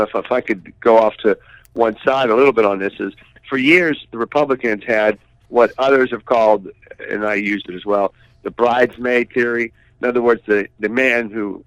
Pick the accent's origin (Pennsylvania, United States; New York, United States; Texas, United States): Pennsylvania, United States; moved away as an adult; now in Washington, United States; I was from Pennsylvania